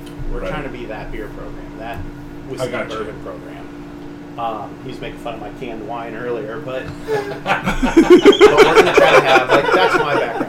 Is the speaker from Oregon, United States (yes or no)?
no; Illinois, United States; We're all from Illinois.